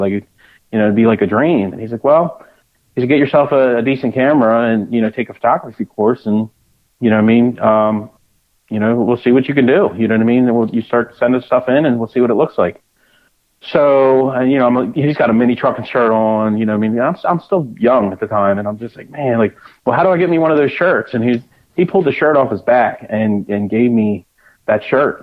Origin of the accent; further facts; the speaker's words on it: Delaware, United States; I'm from Delaware. I've been been in Delaware my whole life.